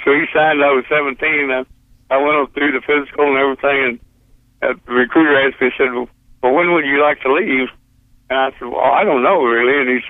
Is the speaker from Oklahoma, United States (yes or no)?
yes; Oklahoma, United States; born there; also born or lived in Pampa, Texas; And I was born in Oklahoma though, but I went to school when I quit school to go into the Marine I was living in Pampa, Texas, out in the Panhandle